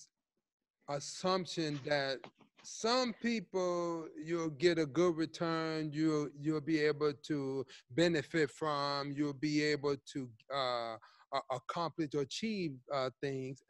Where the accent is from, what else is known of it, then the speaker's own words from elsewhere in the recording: Chicago, Illinois, United States; also born or lived in New York / Atlanta; Teaching high school, growing up in Chicago